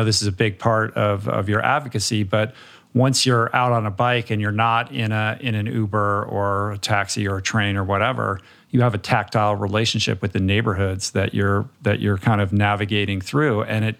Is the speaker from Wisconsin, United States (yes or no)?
no; Washington, District of Columbia, United States; also born or lived in Michigan; I grew up in the Washington, D.C. metropolitan area. I was originally from Michigan, and one of the things I realized when we moved to Washington is there aren't that many pools.